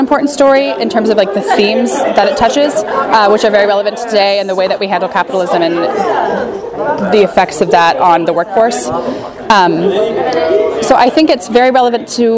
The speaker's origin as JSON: {"language": "English", "region": "North Carolina", "country": "United States", "moved": "yes", "lives_now": "Irvine, United States", "said": "I'm from North Carolina"}